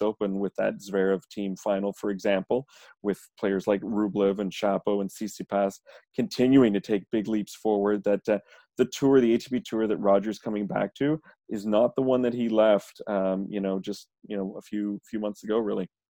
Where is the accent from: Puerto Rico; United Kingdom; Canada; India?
Canada; I'm Canadian